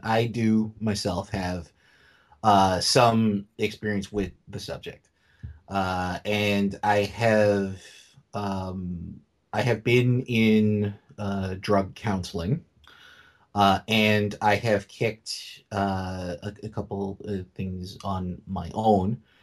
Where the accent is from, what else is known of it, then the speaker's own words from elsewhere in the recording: New York City, New York, United States; I came from New York City public schools